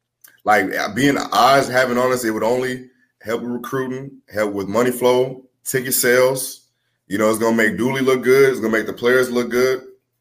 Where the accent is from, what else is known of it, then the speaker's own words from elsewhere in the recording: New Orleans, Louisiana, United States; born there; so I was born in New Orleans, and and then we were displaced by Katrina, and I was actually in the Superdome when I was 5 or 6 years old